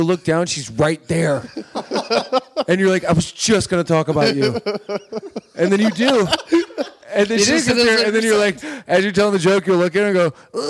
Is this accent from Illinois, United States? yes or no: yes; Chicago, Illinois, United States; moved away; Originally from Chicago.